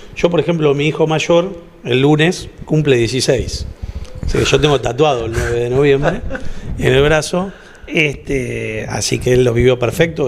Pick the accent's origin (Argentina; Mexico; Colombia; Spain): Argentina; De Argentina